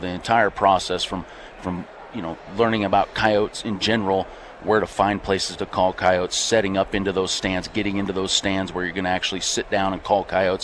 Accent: Nebraska, United States; I'm from Nebraska

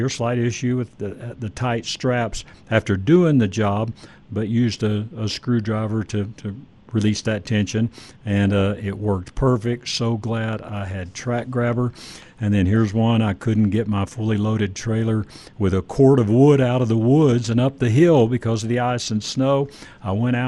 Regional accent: Dallas-Fort Worth area, Texas, United States; moved away; I grew up in the Dallas-Fort Worth area

